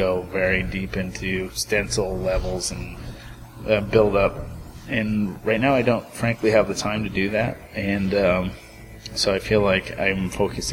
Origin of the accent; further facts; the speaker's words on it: Bay Area, California, United States; growing up in the Bay Area